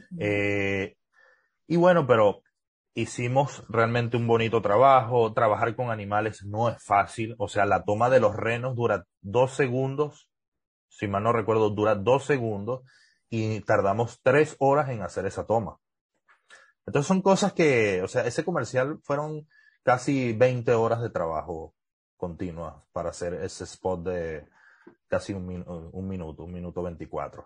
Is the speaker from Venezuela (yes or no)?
yes; Trujillo, Venezuela; accent: gocho; moved away as an adult; also born or lived in Mérida / Valencia; now in United States; Sí, yo sí me crié en Trujillo, yo nací en Trujillo, soy gocho 100%